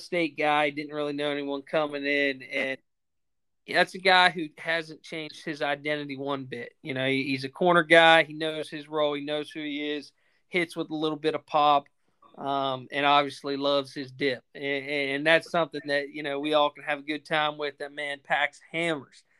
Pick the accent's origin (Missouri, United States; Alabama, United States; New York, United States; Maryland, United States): Maryland, United States; moved away as an adult; now in North Carolina, United States; close to my hometown, actually in Maryland. So uh, deep down, I do have my Yankee roots